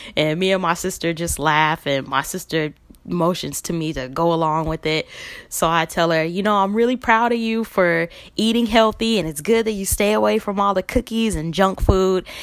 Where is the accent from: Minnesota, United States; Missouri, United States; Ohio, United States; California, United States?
California, United States; Los Angeles; I'm from Los Angeles, California